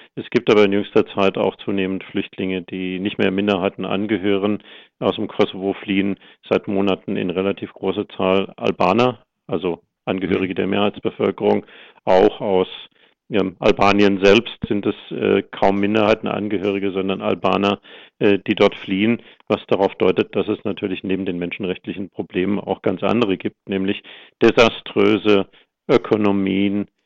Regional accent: Germany; als Deutsche

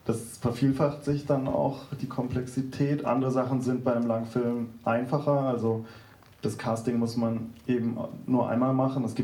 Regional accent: Tübingen, Baden-Württemberg, Germany; now in Berlin, Germany; Ja, ich komme auch aus Süddeutschland, also aus Tübingen und wohne aber jetzt schon über 15 Jahre in Berlin.

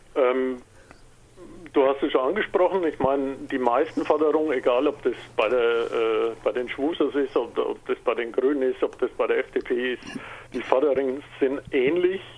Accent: Franconia, Bavaria, Germany; Man hört es vielleicht, ich bin Migrationshintergrund, ich bin Franke

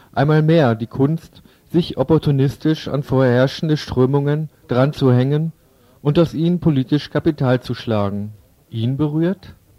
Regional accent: West Germany, Germany; als Wessi und BRD-Linker

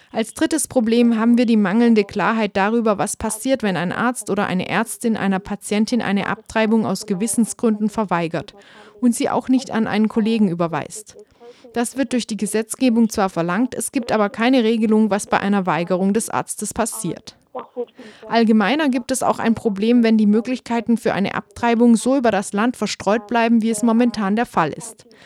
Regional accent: Munster, Ireland; zum Beispiel in meiner Heimatregion Kerry.

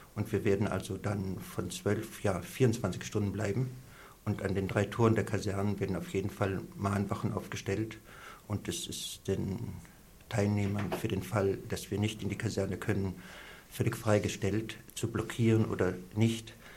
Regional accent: East Germany, Germany; moved away; bin in der DDR aufgewachsen, ich habe einen Teil meines Lebens dort verbracht

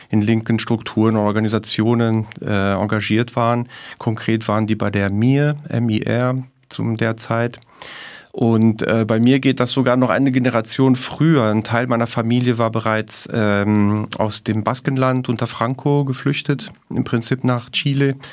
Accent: Luxembourg; ich mit meiner Mutter nach Luxemburg kam. Und daher bin ich in Europa aufgewachsen und äh, spreche jetzt auch Deutsch hier.

